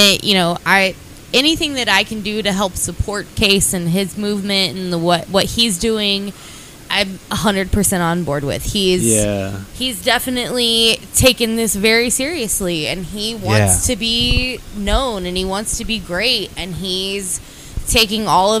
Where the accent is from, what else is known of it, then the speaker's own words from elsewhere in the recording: Lubbock, Texas, United States; moved away as an adult; now in San Angelo, United States; I was born and raised in Lubbock, Texas